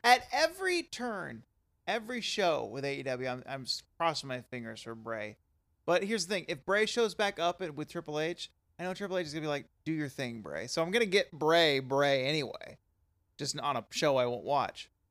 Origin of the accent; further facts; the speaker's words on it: the South, United States; growing up in the South